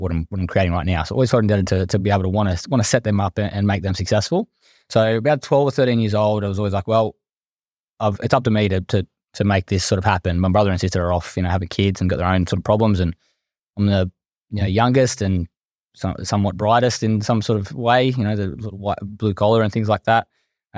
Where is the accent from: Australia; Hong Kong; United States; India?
Australia; Blacktown, New South Wales; As I said … from Western Sydney. I come from Blacktown. I'm now living in lovely Maroubra, so a bit of a difference.